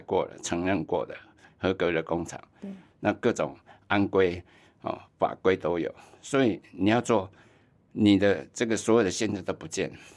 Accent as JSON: {"language": "Chinese", "region": "Tainan", "country": "Taiwan", "tie": "born or raised there", "also_born_or_lived": "Taipei", "moved": "yes", "said": "我老家在台南"}